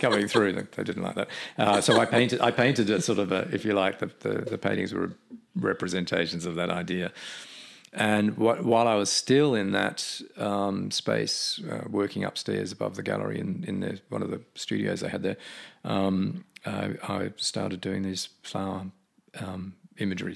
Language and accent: English; Australia; moved away; as an Australian back then